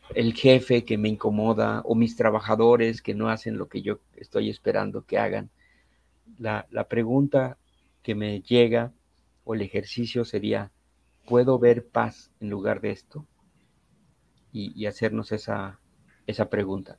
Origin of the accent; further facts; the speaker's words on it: Mexico City, Mexico; Yo soy de la Ciudad de México